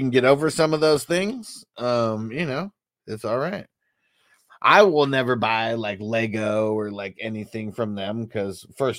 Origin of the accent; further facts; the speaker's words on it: Ohio, United States; Strange says a Honda plant about 45 minutes from where I grew up in Ohio.